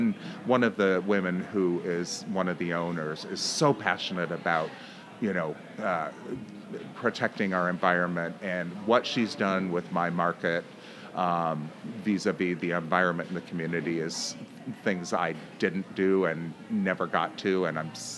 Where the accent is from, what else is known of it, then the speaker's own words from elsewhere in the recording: Pacific Northwest, United States; Well, my parents, we grew up in the Northwest, and my parents lived in Portland until about, I want to say, the late 80s.